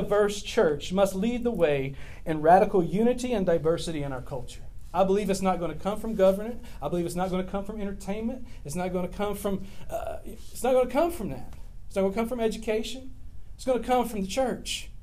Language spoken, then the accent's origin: English; West Monroe, Louisiana, United States; I grew up in West Monroe, Louisiana. I went to West Monroe High School.